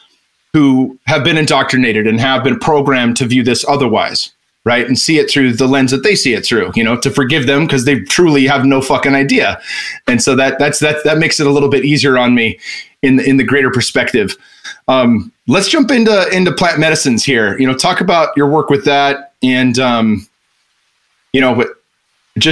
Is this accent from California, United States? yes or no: yes; Northern California, United States; moved away as an adult; also born or lived in Arizona; now in Austin, United States; I grew up born and raised in Northern California